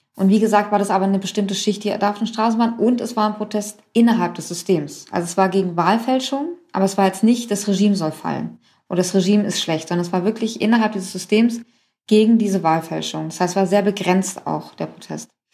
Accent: Germany; also born or lived in Iran; Ich Bin irgendwie in Deutschland aufgewachsen, ging hier irgendwie in die achte Klasse

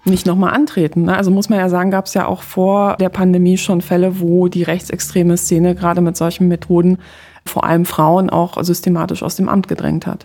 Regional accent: Poland; moved away; als gebürtige Polin

